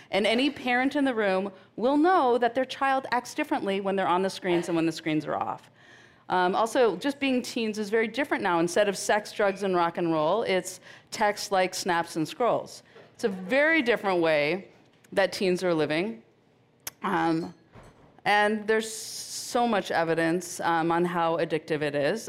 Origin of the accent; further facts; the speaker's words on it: Marin, California, United States; I grew up in Marin in the 70s